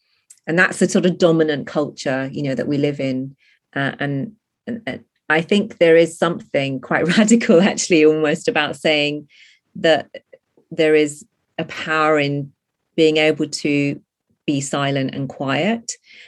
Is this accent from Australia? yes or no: no; India; she's an Indian protagonist, and so I'm Indian